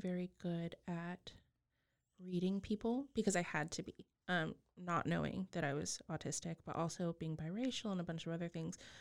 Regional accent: Texas Panhandle, United States; I grew up in the Panhandle of Texas

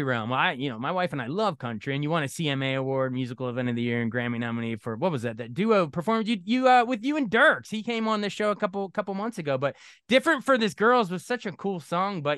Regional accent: Frederick, Maryland, United States; my hometown of Frederick, Maryland, here in this area

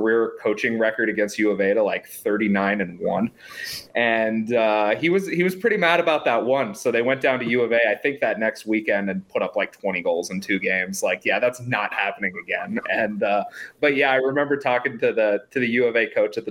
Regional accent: Arizona, United States; as people from Arizona

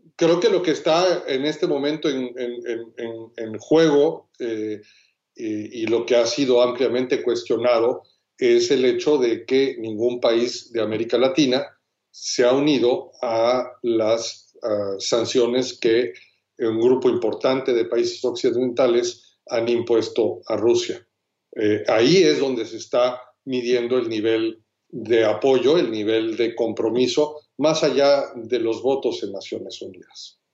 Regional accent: Mexico

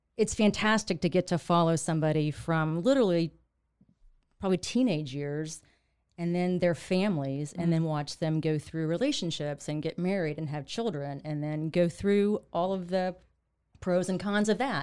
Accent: Waco, Texas, United States; also born or lived in Fort Worth / New York; a Waco native

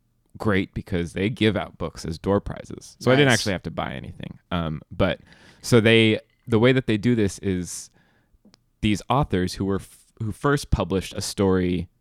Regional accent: New York, United States; I'm a New Yorker. Oh, I'm sorry. I'm a New Yorker.

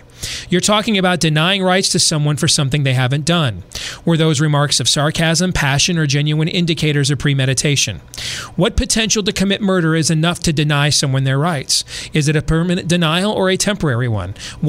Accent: California, United States; also born or lived in Kentucky / Nevada; Growing up in California, I'd never even seen a gun.

